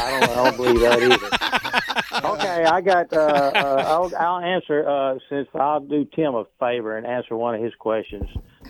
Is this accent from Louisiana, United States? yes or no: yes; Winnsboro, Louisiana, United States; my hometown in Winsboro